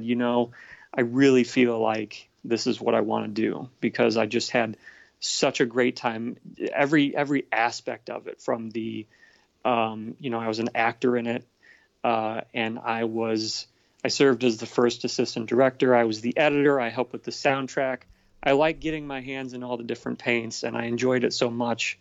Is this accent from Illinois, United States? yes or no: yes; Streator, Illinois, United States; also born or lived in Bloomington-Normal, Illinois; when I was a kid, I grew up in Streeter, Illinois